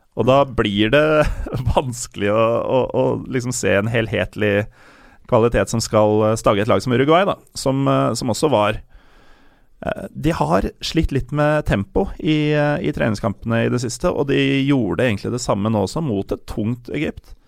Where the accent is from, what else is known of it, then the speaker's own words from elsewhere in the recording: Norway; jeg er norsk, jeg. Jeg er herfra, og foreldra mine er herfra